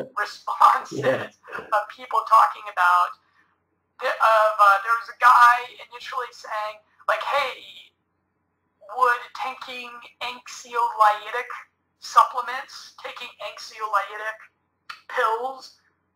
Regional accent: Colorado, United States; I'm a Midwest boy like yourself. I'm from Colorado

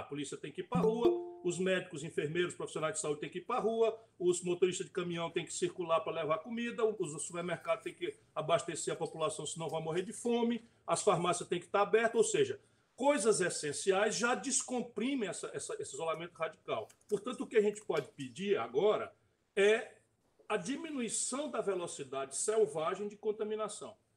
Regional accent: interior of Ceará, Brazil; eu sou daqui, sabe? Eu sou do interior do Ceará

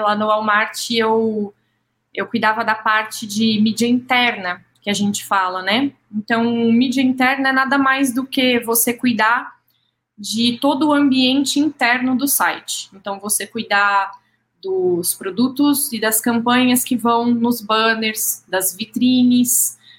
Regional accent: São José do Rio Preto, São Paulo, Brazil; moved away; sou nascida em Rio Preto, mas fiz faculdade lá

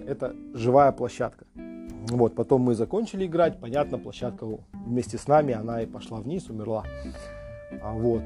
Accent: Temirtau, Karaganda Region, Kazakhstan; я сам из Тимиртау, там был, э, учился в школе

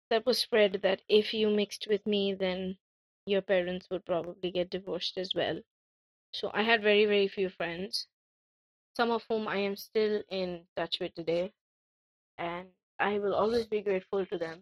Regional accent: Kolkata, West Bengal, India; I'm an Indian from Calcutta.

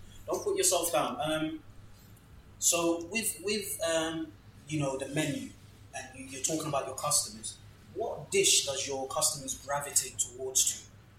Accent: Ghana; I'm from Ghana.

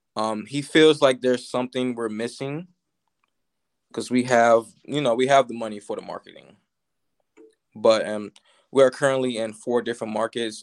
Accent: Virginia, United States; I'm from Virginia

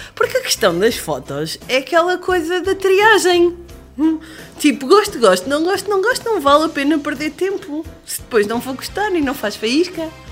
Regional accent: Lisbon, Portugal; sou lisboeta

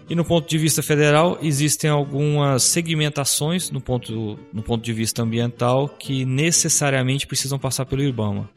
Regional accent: Tocantins, Brazil; moved away as an adult; now in Rio Verde, Brazil; eu sou natural de Tocantins e moro aqui em Rio Verde já há 13 anos, quando eu mudei para cá para cursar a faculdade

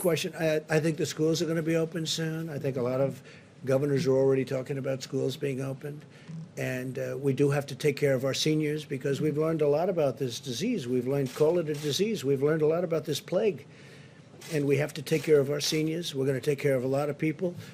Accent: New York City, New York, United States; near where I grew up in Queens

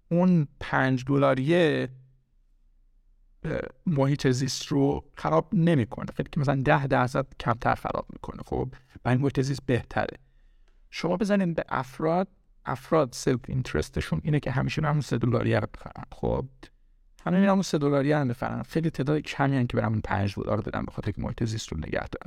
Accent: Iran; now in United States; من از ایران اومدم آمریکا

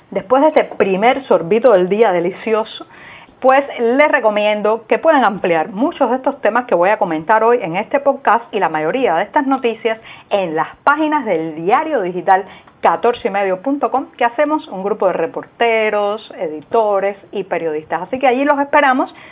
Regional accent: Cuba

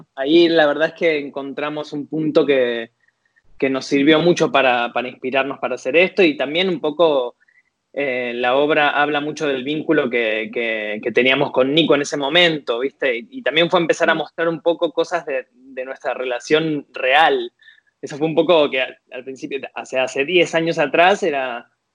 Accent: Tigre, Buenos Aires Province, Argentina; moved away as an adult; now in Paris, France; nací en Tigre, provincia de Buenos Aires

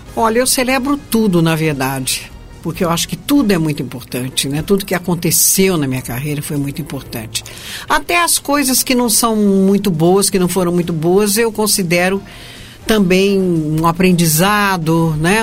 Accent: Minas Gerais, Brazil; also born or lived in Rio de Janeiro; now in São Paulo, Brazil; eu sou é, carioca de nascimento, mineira de coração e paulista por adoção

